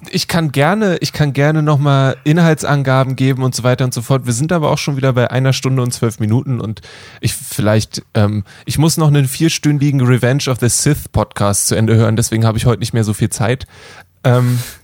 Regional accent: Germany; als Deutsche

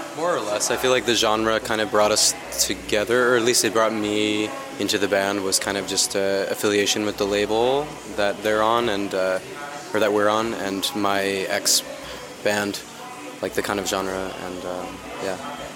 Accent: New Jersey, United States; my hometown in New Jersey

